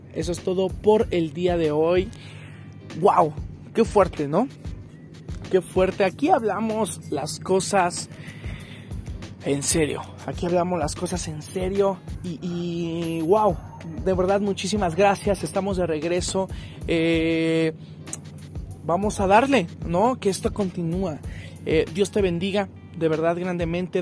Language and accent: Spanish; Mexico; yo soy mexicano